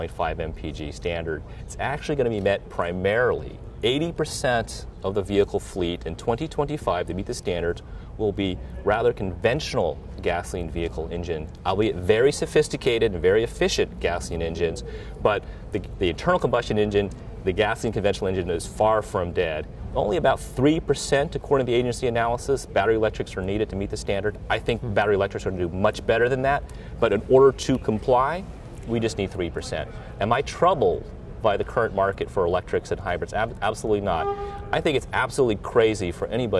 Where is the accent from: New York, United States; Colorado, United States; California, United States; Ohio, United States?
California, United States; Southern; I grew up in Southern California during the 70s.